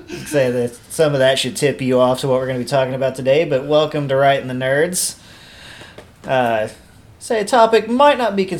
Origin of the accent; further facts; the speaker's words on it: Indiana, United States; I grew up during the meth boom and Indiana's like the capital of it in the U.S.